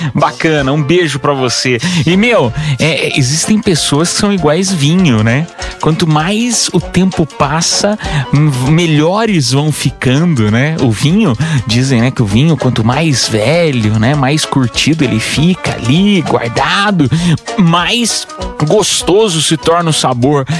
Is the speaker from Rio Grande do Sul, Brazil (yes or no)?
no; Piedade, São Paulo, Brazil; eu morava em Piedade, né? Interior de São Paulo